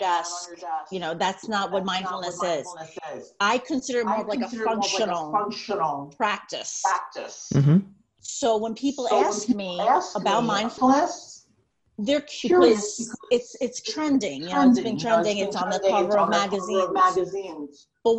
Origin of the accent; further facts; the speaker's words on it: Long Island, New York, United States; also born or lived in Pennsylvania; I'm from Long Island.